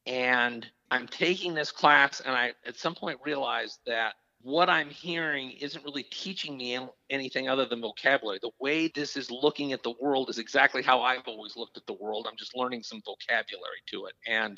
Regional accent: Tacoma, Washington, United States; moved away as an adult; also born or lived in Minnesota; I grew up in Tacoma, Washington, which is about, depending on traffic, half hour to an hour south of Seattle. And I grew up there

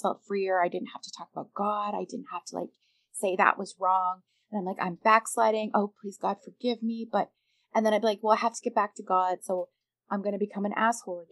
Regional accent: Canada; I'm Canadian

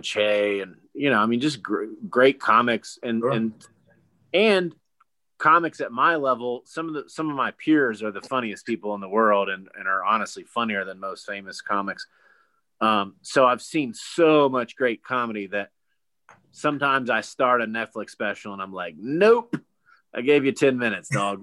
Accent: Gastonia, North Carolina, United States; I grew up in Gastonia until up my senior year of high school

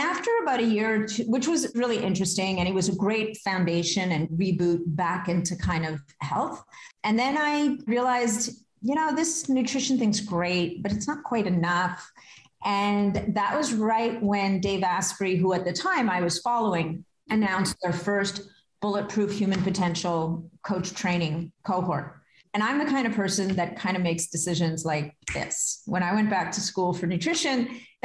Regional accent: Canada; I am Canadian.

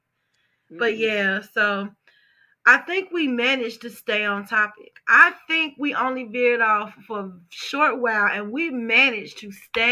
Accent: Chicago, Illinois, United States; now in Indiana, United States; I'm from Chicago.

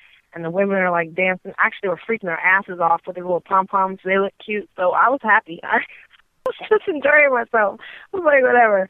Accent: the West, United States; So I love my East Coast people, even though I am from the West.

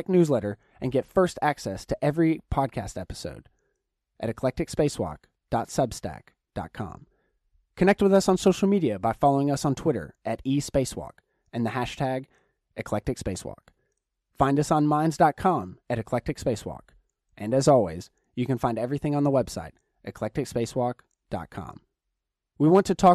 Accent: the South, United States; now in Los Angeles, United States; growing up in the South, Southern Baptist

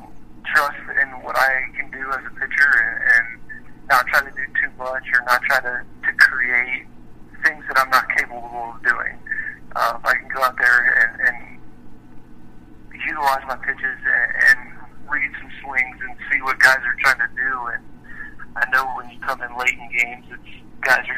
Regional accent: Richmond, Virginia, United States; I'm originally from Richmond, Virginia

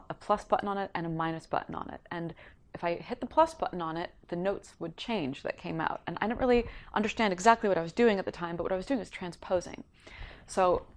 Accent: Connecticut, United States; also born or lived in Tokyo, Japan; I lived in Tokyo till I was 6, and then I lived in Connecticut till I was 17

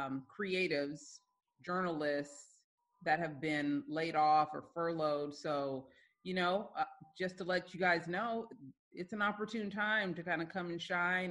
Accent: the Bay Area, California, United States; I'm from the Bay. We a little different.

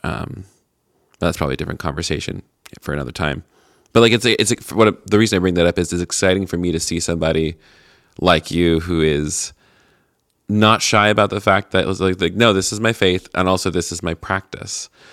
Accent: Tennessee, United States; moved away; I'm from Tennessee originally

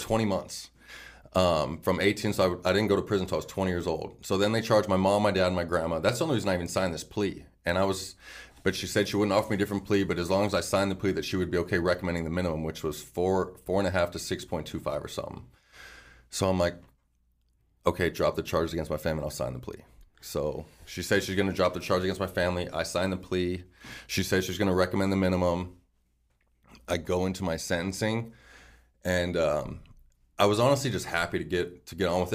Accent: Phoenix, Arizona, United States; I'm like from Awatukee, Arizona

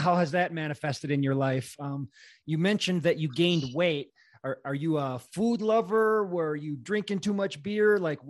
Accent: Wisconsin, United States; I grew up in Wisconsin

